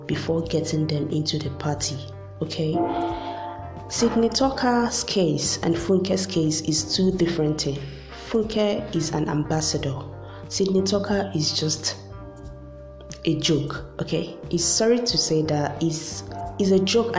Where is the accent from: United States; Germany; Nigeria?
Nigeria; as a Nigerian